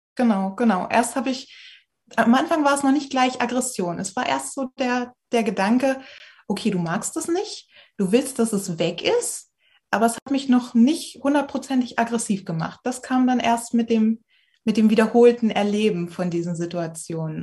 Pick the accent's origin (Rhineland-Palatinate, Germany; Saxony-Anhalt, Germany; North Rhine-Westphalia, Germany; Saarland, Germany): Saxony-Anhalt, Germany; Magdeburg; ich komme aus Magdeburg.